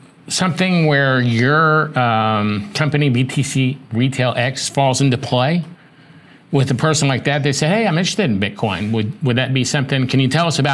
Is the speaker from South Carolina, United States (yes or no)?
yes; Charleston, South Carolina, United States; moved away; I'm from Charleston, South Carolina